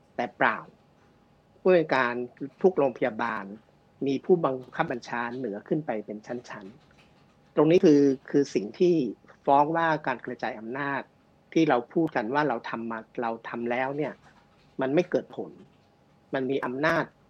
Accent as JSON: {"language": "Thai", "region": "Bangkok", "country": "Thailand", "said": "ผมเป็นคนกรุงเทพ"}